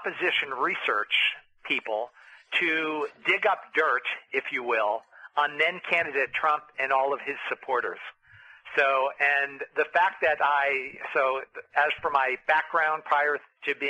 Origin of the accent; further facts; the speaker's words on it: upstate New York, United States; growing up in Our Lady of Lourdes High School in upstate New York